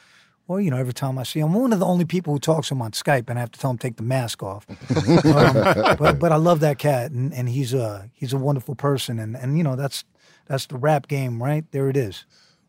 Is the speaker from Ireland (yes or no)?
no; Manhattan, New York, United States; His periodic table is very Staten Island. And I'm from Manhattan. I had trouble understanding it.